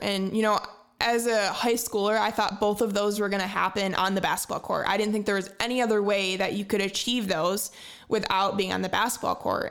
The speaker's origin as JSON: {"language": "English", "area": "Fruitport", "region": "Michigan", "country": "United States", "tie": "born or raised there", "said": "I grew up in Ferrisburg, Michigan, uh, just north of Grand Haven"}